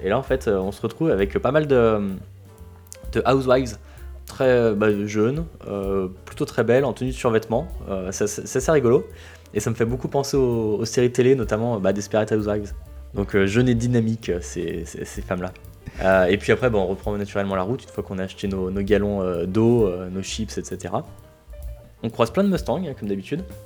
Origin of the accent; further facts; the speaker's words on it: France; on est français